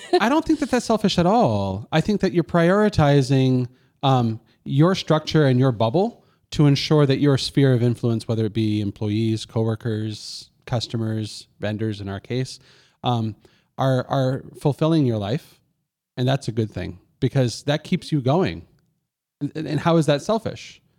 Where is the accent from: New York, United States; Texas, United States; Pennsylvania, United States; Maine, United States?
Maine, United States; Lewiston; my hometown, Lewiston, Maine